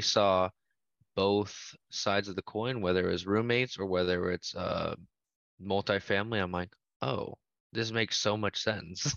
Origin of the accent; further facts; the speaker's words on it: Central Valley, an hour south of Fresno, California, United States; moved away as an adult; now in Fresno, United States; I grew up in the Central Valley, but I saw it as, uh, hour south of Fresno, so born and raised